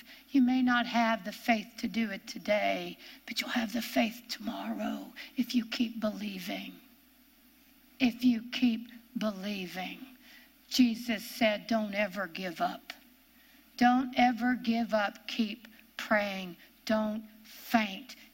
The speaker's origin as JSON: {"language": "English", "region": "Ohio", "country": "United States", "accent": "Ohio", "said": "my Ohio accent"}